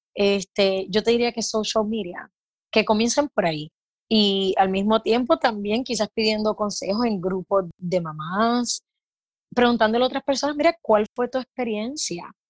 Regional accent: Puerto Rico; also born or lived in California / Florida / Mexico; now in Tampa, United States; soy de Puerto Rico

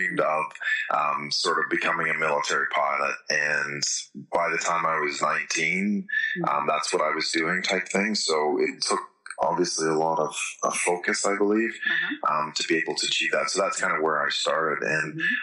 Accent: Canada; moved away as an adult; now in Australia; I'm originally from Canada

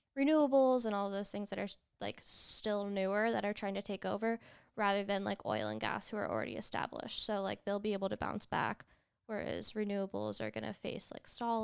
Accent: New York, United States; New York, baby.

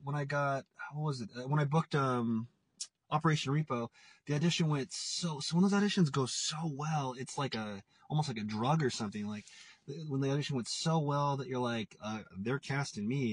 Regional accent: Portland, Oregon, United States; now in Los Angeles, United States; I'm from Portland, Oregon, and I'm in Portland, Oregon right now.

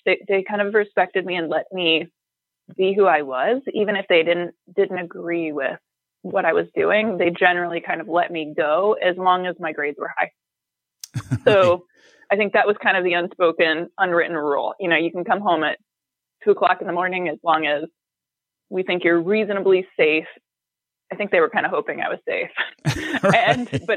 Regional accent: St. Louis, Missouri, United States; moved away as an adult; I grew up in St. Louis, and I don't think anybody else from my high school really left the city

